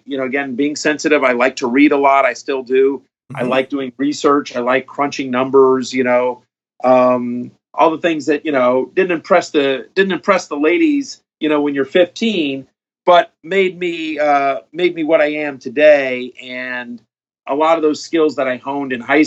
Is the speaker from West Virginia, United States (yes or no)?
no; College Station, Texas, United States; moved away as an adult; also born or lived in Syracuse, New York; I grew up in College Station, Texas, graduated there